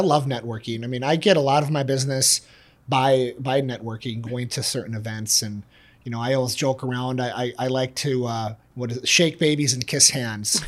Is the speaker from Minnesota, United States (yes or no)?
yes; Bloomington, Minnesota, United States; now in Shoreview, United States; I'm, I'm from Bloomington, living in Shoreview.